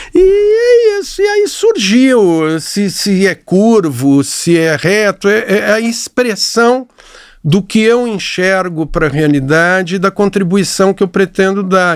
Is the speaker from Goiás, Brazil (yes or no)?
no; São Paulo, Brazil; moved away as an adult; also born or lived in Rio de Janeiro; comecei a trabalhar em São Paulo, sou paulista